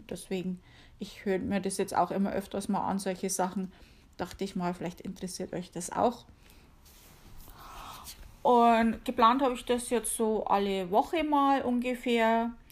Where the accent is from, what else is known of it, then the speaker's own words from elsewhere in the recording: Bavaria, Germany; accent: Bavarian; man hört's, ich komme aus Bayern. {S255} {S0} um genauer zu sein, aus der Oberpfalz hauptsächlich. Äh, ich habe zwar auch schon mal in Nürnberg gewohnt, aber hauptsächlich so Amberg, Sulzbach, Regensburger Gegend. Ja, da bin ich aufgewachsen.